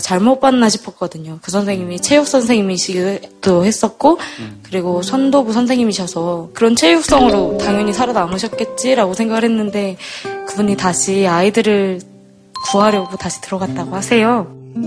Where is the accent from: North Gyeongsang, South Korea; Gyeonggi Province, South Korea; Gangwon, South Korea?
Gyeonggi Province, South Korea; Ansan; 저는 안산에서 온